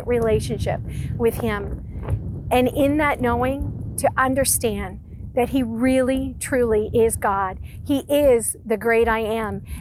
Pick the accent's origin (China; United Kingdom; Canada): Canada; Ontario; now in Prince Edward Island, Canada; I was born and raised in Ontario, and that's where all of my family remains